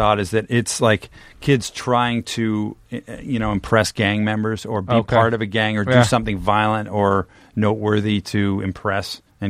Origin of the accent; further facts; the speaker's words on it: Canada; now in United States; I'm Canadian and American